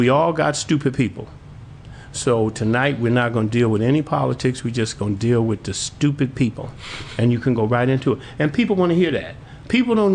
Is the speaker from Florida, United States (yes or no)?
no; Milwaukee, Wisconsin, United States; moved away as an adult; now in Oshkosh, United States; I'm from Milwaukee. I moved up to Oshkosh 27 years ago